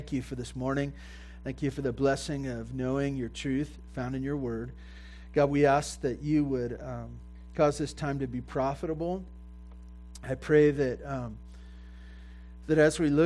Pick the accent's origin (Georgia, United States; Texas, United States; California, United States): California, United States; Santa Barbara; I grew up in Santa Barbara on 2 acres, you know, with goats and stuff like